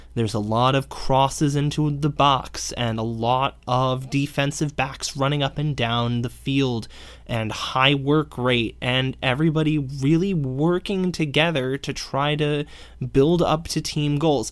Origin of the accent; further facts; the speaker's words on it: New England, United States; accent: New England; I'm from New England, and I too have an accent